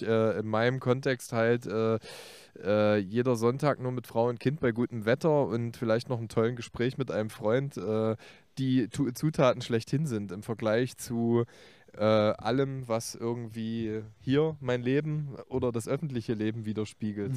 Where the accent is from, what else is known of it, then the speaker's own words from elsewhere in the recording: Leipzig, Saxony, Germany; als Leipziger mit Lokalpassion